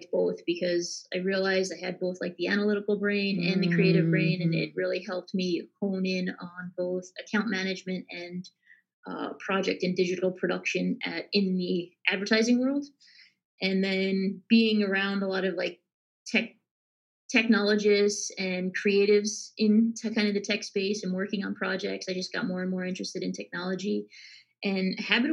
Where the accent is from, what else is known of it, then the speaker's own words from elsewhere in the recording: Long Island, New York, United States; I grew up in Long Island, New York, and studied in upstate New York